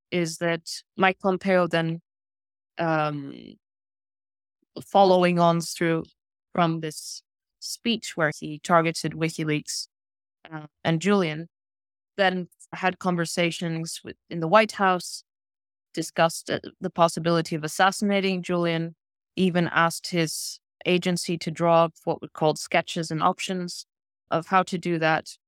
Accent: Spain; also born or lived in South Africa / Lesotho / Botswana / Sweden; now in London, United Kingdom; I grew up in Lesotho and Botswana until I was eight, and then I moved to Europe. We moved to Sweden initially, and then moved to Spain

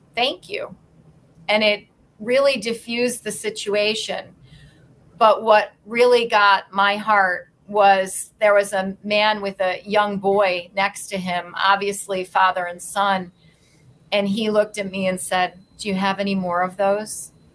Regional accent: Endicott, New York, United States; also born or lived in Rochester, New York; now in New York City, United States; I grew up in in right around Binghamton, New York, in a very small town called Endicott

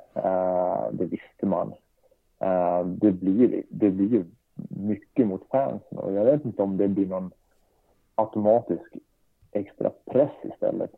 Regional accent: Leksand, Dalarna County, Sweden; also born or lived in Norrköping; Då flyttade vi upp till Leksand då, när jag var sex år

